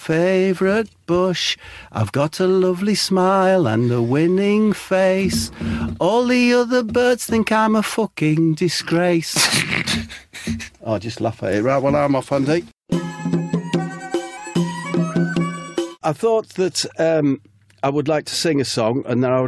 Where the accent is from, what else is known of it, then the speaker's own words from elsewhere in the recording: Middlesbrough, North East England, United Kingdom; I was born in Middlesbrough, which is known as Soul Town.